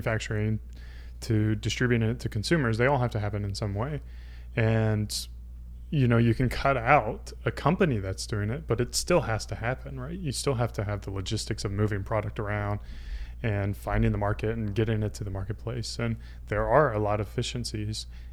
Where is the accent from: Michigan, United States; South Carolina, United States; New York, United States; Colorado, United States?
South Carolina, United States; Greer; I grew up in South Carolina, Greer, South Carolina, home of the BMW manufacturing plant